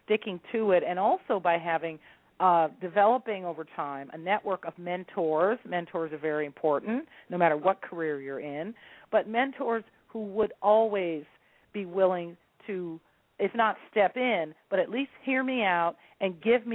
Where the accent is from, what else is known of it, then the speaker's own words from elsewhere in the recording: San Francisco, California, United States; San Francisco is my hometown